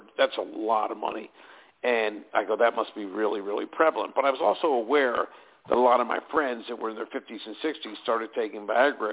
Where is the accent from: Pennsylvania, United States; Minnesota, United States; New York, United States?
Pennsylvania, United States; Pittsburgh; moved away as an adult; also born or lived in Erie, Pennsylvania / Williamsport, Pennsylvania / California; I was born and raised in Pittsburgh